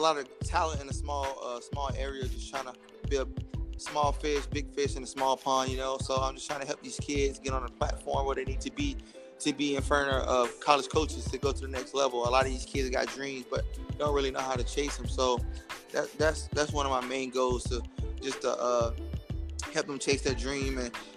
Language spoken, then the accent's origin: English; Oxford, North Carolina, United States; also born or lived in Springfield, Missouri / Eugene, Oregon; I'm from North Carolina, Oxford, Henderson area.